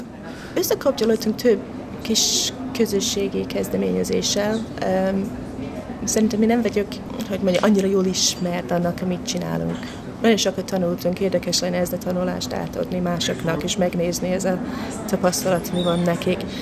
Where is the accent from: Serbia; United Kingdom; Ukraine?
United Kingdom; Scotland; Hungarian is a second language; moved away as an adult; now in Hungary; Én Skót vagyok.